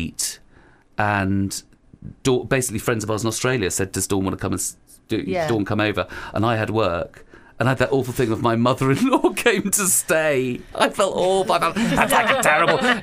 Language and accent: English; London, United Kingdom; I was growing up in West London